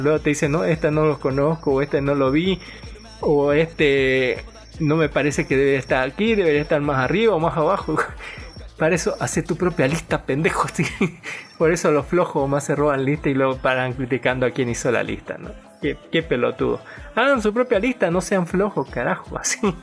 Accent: Bolivia; como todo boliviano

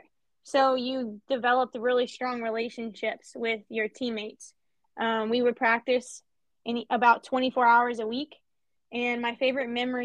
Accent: Panama City Beach, Florida, United States; moved away as an adult; also born or lived in Atlanta, Georgia; now in Salisbury, Maryland, United States; So I am originally from Panama City Beach, Florida.

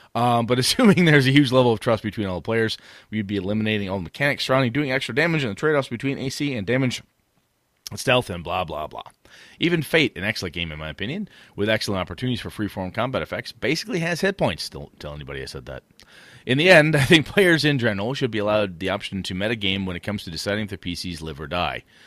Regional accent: half hour from Stevens Point, Wisconsin, United States; half hour from my hometown.

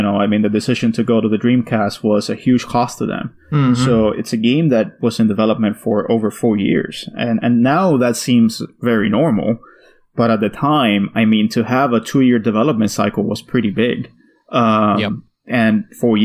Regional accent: Miami, Florida, United States; I grew up in Miami.

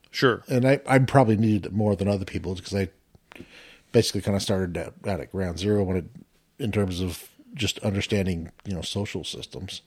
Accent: Washington, United States; moved away as an adult; grew up in Washington

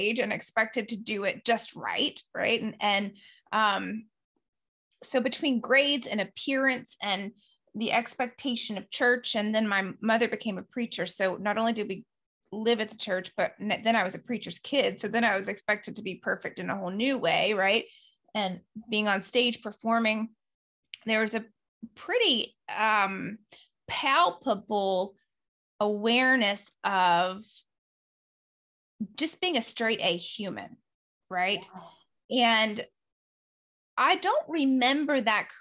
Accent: the South, United States; I grew up in the South and we were churchgoers like to the nth degree.

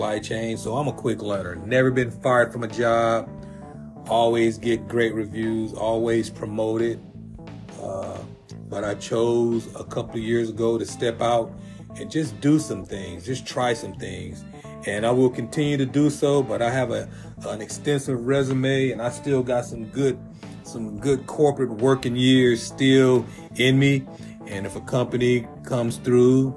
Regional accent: San Diego, California, United States; All the brothers I grew up with in Southeast San Diego

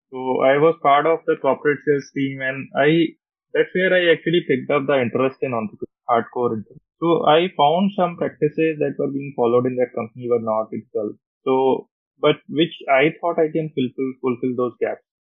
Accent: Roorkee, Uttarakhand, India; moved away as an adult; also born or lived in Delhi / Australia; went back to Roorkee, my hometown. My father was IT prof there.

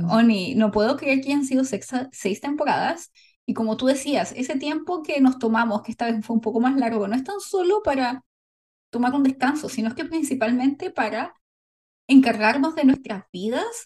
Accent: Chile; also born or lived in South Korea; now in United States; Y yo soy chilena, que vivió en Corea por mucho tiempo, pero ahora vive en Estados Unidos

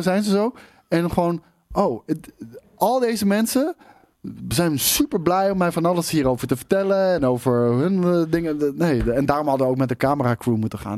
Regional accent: Netherlands; als Nederlanders

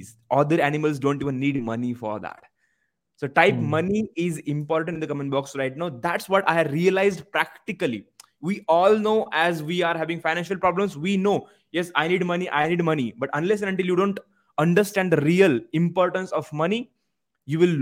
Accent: Maharashtra, India; first language Marathi; English is a second language; moved away as an adult; also born or lived in Mumbai; even my mother tongue Marathi, because of low sense of confidence, as I belong from small village

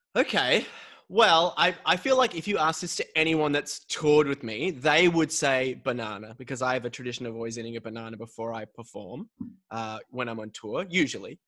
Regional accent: Australia; I'm I'm born and raised in Australia

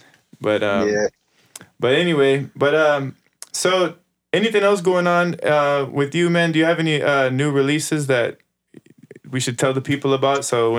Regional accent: Chicago, Illinois, United States; now in Texas, United States; since we're both coming from Chicago and we're now a part of this Texas reggae thing

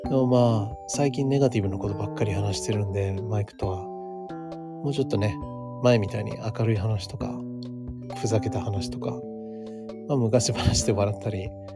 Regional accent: United States; now in Japan; アメリカ人として、アメリカで育って

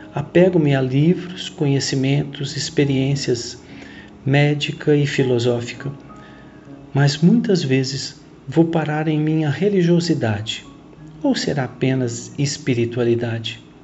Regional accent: Cajuru, São Paulo, Brazil; moved away as an adult; also born or lived in Belo Horizonte; fui repatriado por minha cidade natal, Cajuru, uma pequena cidade no nordeste do estado de São Paulo

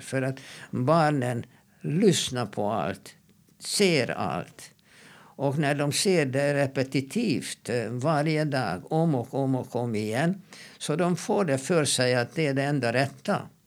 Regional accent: Hungary; now in Sweden; när jag växte upp i Ungern

